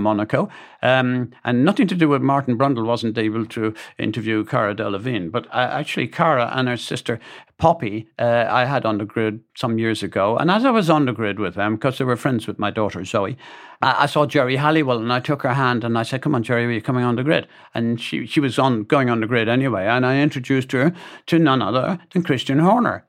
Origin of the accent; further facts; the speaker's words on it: Dublin, Leinster, Ireland; a guy called McTunney, for example, that we grew up in Dublin together